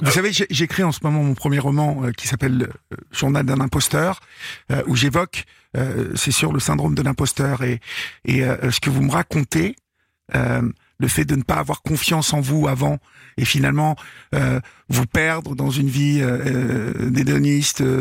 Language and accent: French; Évreux, Normandy, France; Bah oui. voilà. Je suis d'Evreux, donc.